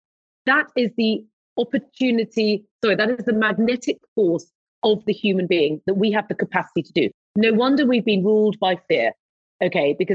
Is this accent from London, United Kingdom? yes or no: yes; London, United Kingdom; moved away as an adult; I was born in London, had my first flat in London, you know, lived in London, moved to the countryside about 12 years ago